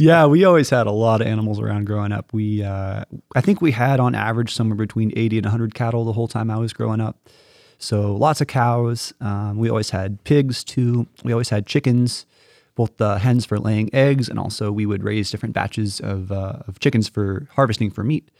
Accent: the Ozarks, Missouri, United States; moved away as an adult; also born or lived in Notre Dame, Indiana; now in Stamford, United States; I'm originally from Missouri. So I'm the oldest of four siblings. I have, uh, two younger sisters and a younger brother. And I grew up on a, um, on a beef cattle farm in mid-Missouri in the Ozarks.

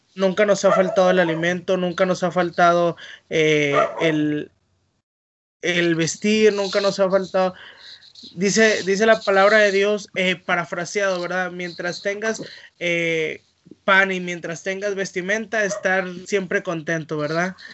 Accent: northern Mexico, Mexico; moved away as an adult; now in Mendoza, Argentina; uno como mexicano eh, norteño

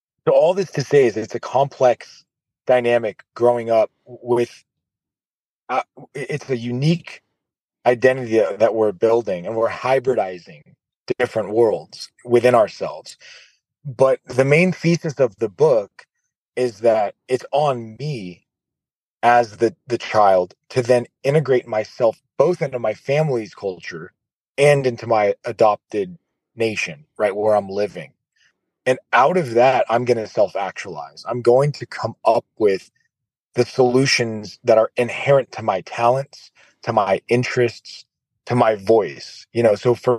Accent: United States; my parents are from Iraq and then I grew up in America. So I'm an American

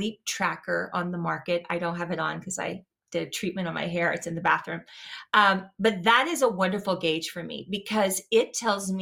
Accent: Louisiana, United States; I'm from the South, like from Louisiana, you know, I ate rice and gravy

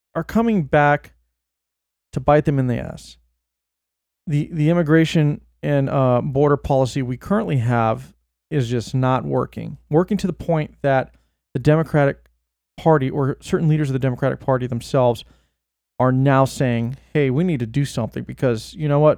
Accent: Bay Area, California, United States; moved away; I was born in the Bay and moved away

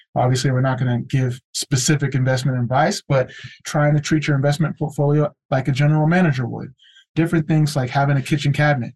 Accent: California, United States; first generation Nigerian American, born and raised in California

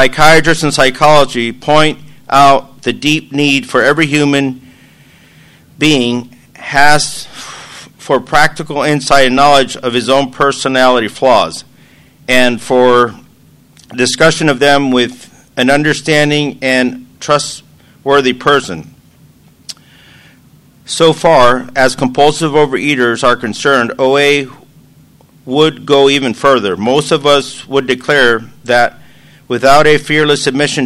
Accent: San Diego, California, United States; I'm from San Diego, California

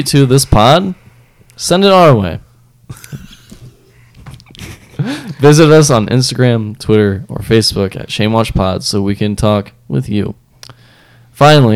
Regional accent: Bowling Green, Ohio, United States; I'm from Bowling Green

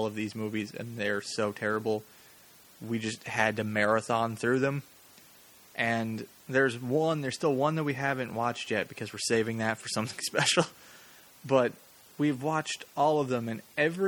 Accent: Los Angeles, California, United States; I grew up in Hollywood

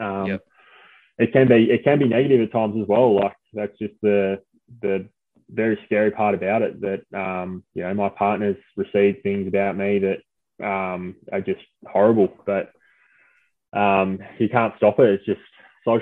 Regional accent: Smithton, Tasmania, Australia; moved away; when I was growing up in Smithton and playing footy

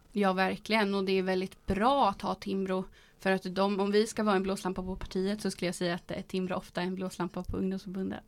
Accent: Boxholm, Östergötland, Sweden; jag kommer ju från Boxholm och där är det ju väldigt socialdemokratiskt

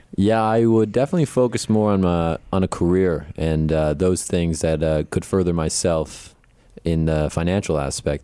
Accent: Connecticut, United States; from Grizzled, Connecticut

